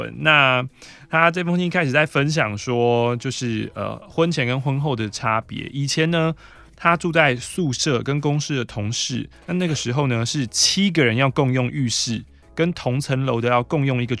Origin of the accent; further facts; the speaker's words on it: Taiwan; 现在的话，其实可以以很台为自豪啊。嗯，对啊，我是台湾人，我很台